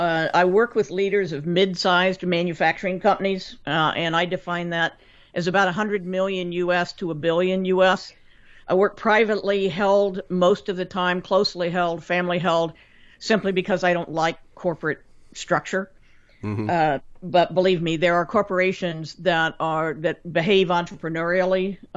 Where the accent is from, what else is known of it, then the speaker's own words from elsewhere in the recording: Kansas, United States; moved away as an adult; now in Cleveland, United States; Growing up in Kansas